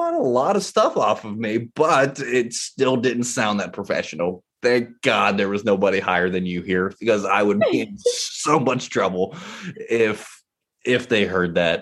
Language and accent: English; West Virginia, United States; I was born and raised in West Virginia